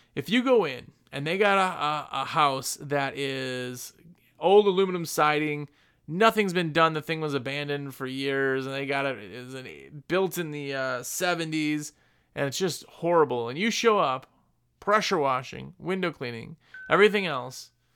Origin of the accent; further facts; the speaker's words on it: Wisconsin, United States; I'm from Wisconsin. Everybody hunts it in Wisconsin, I guess